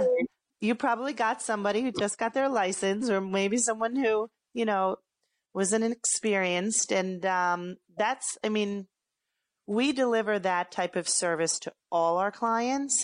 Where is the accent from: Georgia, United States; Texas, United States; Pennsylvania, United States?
Pennsylvania, United States; Philadelphia; moved away as an adult; now in Hoboken, United States; I am from Philadelphia originally, and I came to the Hoboken area right after I graduated college